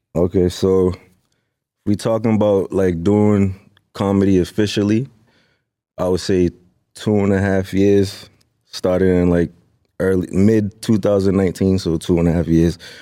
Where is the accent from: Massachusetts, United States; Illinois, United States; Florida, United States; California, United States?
Massachusetts, United States; Lynn; I'm from Lynn, Sin City